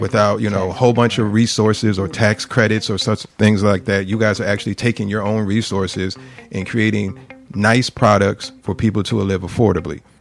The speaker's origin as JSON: {"language": "English", "town": "Philadelphia", "region": "Pennsylvania", "country": "United States", "tie": "born or raised there", "said": "I grew up in the Queen Lane housing development"}